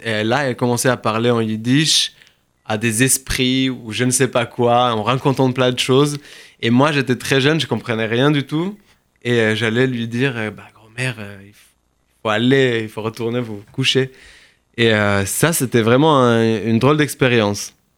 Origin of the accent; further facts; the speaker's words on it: Kibbutz Tze'elim, Southern District, Israel; now in France; je suis né en Israël, dans le sud, dans un kibbutz qui s'appelle Tselim